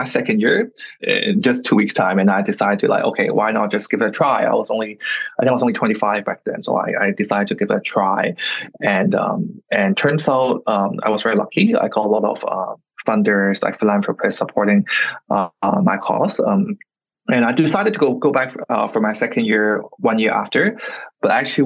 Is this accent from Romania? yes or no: no; Hong Kong; English is a second language; I'm born and raised in Hong Kong, very, very local